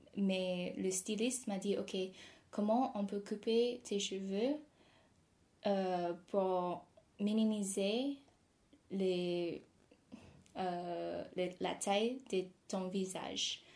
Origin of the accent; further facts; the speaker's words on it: near Toronto, Ontario, Canada; French is a second language; now in Paris, France; je suis née au Canada, juste à côté de Toronto.